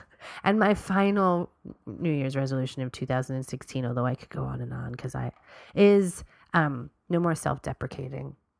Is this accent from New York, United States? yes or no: yes; New York, United States; we're from New York